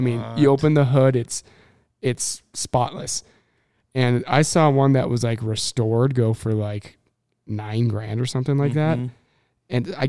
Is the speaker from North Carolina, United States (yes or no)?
no; Minnesota, United States; I grew up in Minnesota.